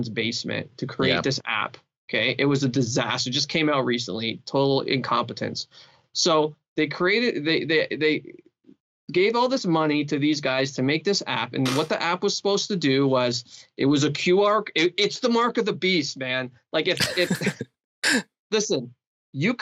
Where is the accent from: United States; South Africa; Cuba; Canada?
Canada; As a Canadian